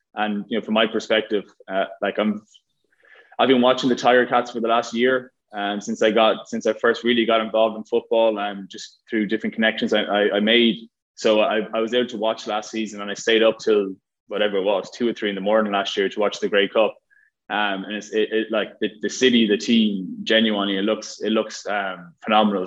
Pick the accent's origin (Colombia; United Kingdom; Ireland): Ireland; moved away as an adult; from Ireland, uh, growing up in Ireland